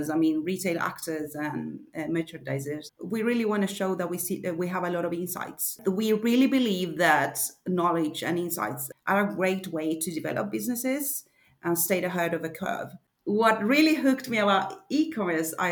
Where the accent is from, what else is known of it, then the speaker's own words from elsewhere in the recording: Argentina; moved away as an adult; now in Sweden; I'm not from Sweden. I live in Sweden, have been living here for 10 years now, but I come originally from Argentina.